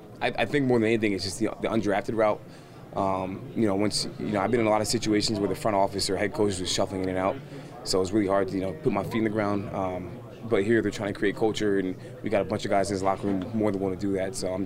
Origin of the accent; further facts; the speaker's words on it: Danbury, Connecticut, United States; Danbury, Connecticut. It's like an hour, hour and 15 from here.